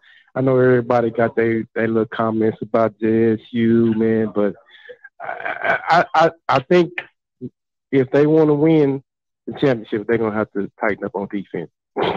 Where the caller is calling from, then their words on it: Dallas, Texas, United States; I'm calling from Dallas, Texas, man.